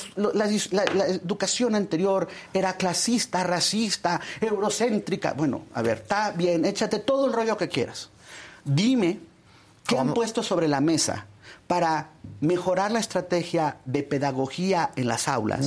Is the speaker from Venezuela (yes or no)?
no; State of Mexico, Mexico; yo soy del Estado de México